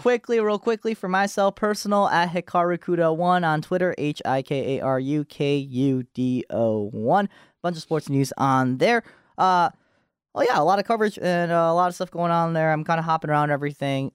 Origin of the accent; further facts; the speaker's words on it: Japan; moved away; I was born in Japan, so I was in Japan.